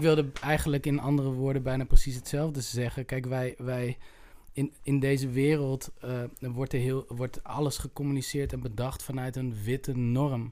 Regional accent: Utrecht, Netherlands; ik kom uit Utrecht

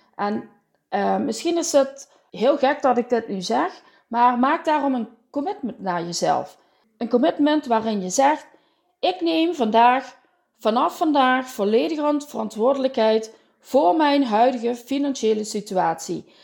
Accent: Limburg, Netherlands; accent: Limburg; Je hoort het aan mijn accent. Ik woon in het zonnige zuiden, in het midden van Limburg tussen Venlo en Roermond.

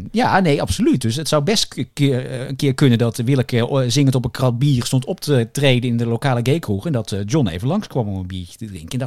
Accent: Roosendaal, North Brabant, Netherlands; ik ben 21 jaar en ik kom uit Roosendaal.

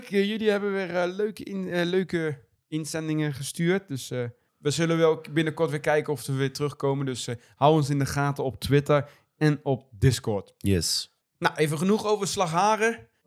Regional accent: Netherlands; Vooral als Nederlander

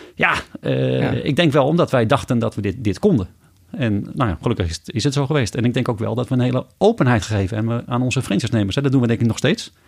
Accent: Amsterdam, North Holland, Netherlands; moved away as an adult; now in North Brabant, Netherlands

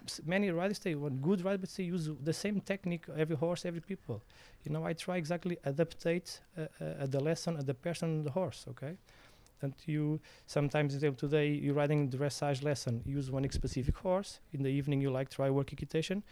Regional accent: Portugal; English is a second language; I'm from Samarcorreia. It's a, a, small village in Portugal

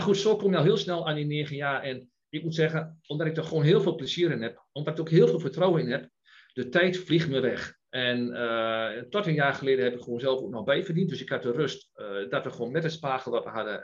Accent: Enschede, Overijssel, Netherlands; geboren en getogen in Enschede

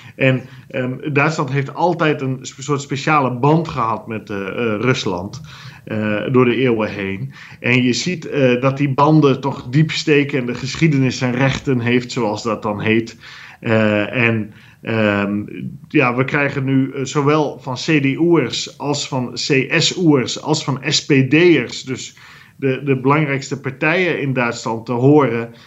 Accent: Netherlands; wij geen continentaal land zozeer zijn als wel een land op zee gericht

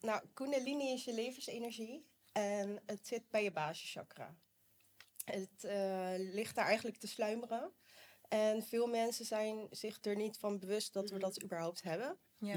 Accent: Rotterdam, South Holland, Netherlands; ik ben 32 jaar en ik kom uit Rotterdam

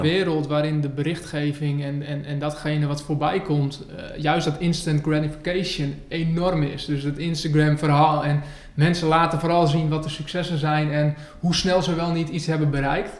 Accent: Northerners, northern Netherlands, Netherlands; We zitten hier in het mooie Groningen in Noorden. Ja, dat vinden we als Noorderlingen

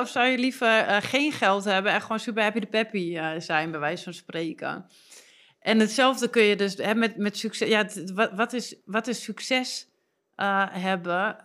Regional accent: Twente, Overijssel, Netherlands; dat is Twens, waar, hè, waar ik vandaan kom

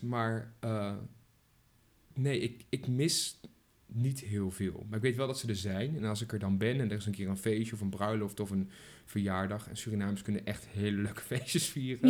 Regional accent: Arnhem, Gelderland, Netherlands; accent: Arnhems; ik ben een echte Arnhemmer

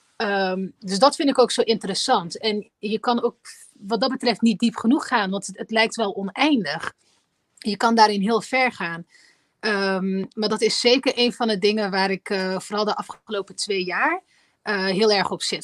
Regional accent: 's-Hertogenbosch, North Brabant, Netherlands; ik ben eh, in Nederland geboren, ik ben in Den Bosch geboren

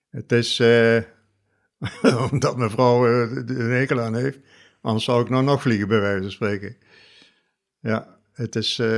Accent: Nieuwerkerk aan den IJssel, South Holland, Netherlands; Ik kwam uit Nieuwekerk aan de IJssel.

